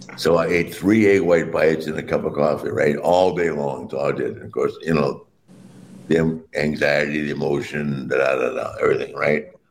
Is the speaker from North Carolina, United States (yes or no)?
yes; Wilmington, North Carolina, United States; I grew up in Wilmington, North Carolina.